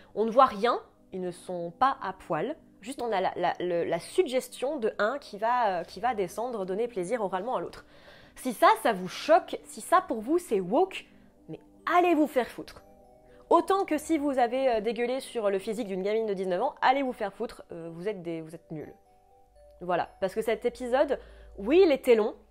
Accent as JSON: {"language": "French", "country": "France", "said": "chez nous en France"}